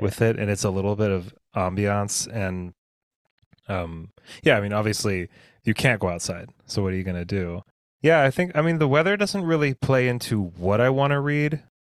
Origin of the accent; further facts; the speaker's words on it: United States; growing up in the United States, I'm used to a certain kind of breakfast